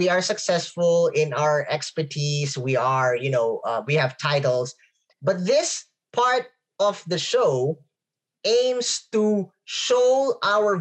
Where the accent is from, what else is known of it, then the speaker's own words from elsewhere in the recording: Philippines; I am a Filipino